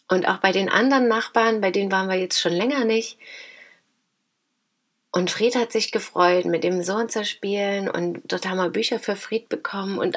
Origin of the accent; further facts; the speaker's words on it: Dresden, Saxony, Germany; Und ich komme aus Großschirmern, aus Dresden und wir treffen uns da, ja.